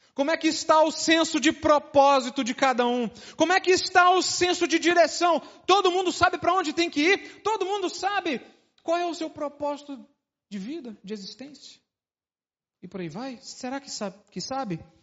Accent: Brasília, Federal District, Brazil; also born or lived in Uberlândia; sou de Brasília

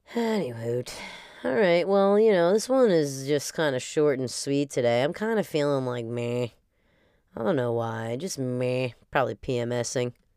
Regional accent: New Jersey, United States; for my upbringing here

